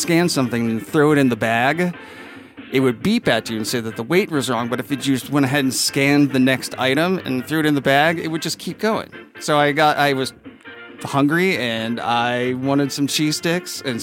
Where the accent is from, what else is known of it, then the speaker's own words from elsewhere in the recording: McHenry, Illinois, United States; also born or lived in Normal, Illinois; now in Reno, United States; when I was 14, I moved from McHenry to Normal, Illinois.